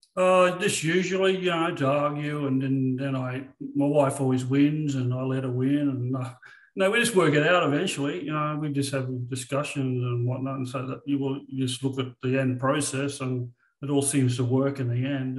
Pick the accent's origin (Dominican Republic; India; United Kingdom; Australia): Australia; I'm Australian.